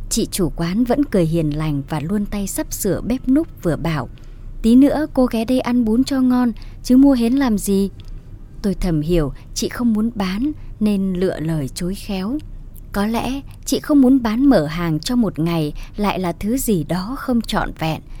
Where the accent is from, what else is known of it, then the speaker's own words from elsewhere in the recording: Phu Xuyen, Hanoi, Vietnam; ở một vùng đồng chiêm trũng ngoại ô Hà Nội, thị trấn Phú Xuyên quê tôi.